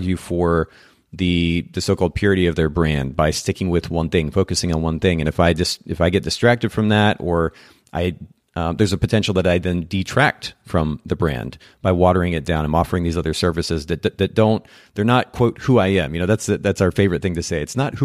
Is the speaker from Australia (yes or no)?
no; Japan; now in United States; I grew up in Japan